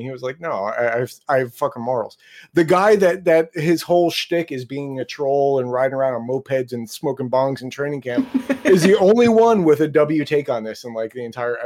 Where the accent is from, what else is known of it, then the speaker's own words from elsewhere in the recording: United States; we come from a country of war criminals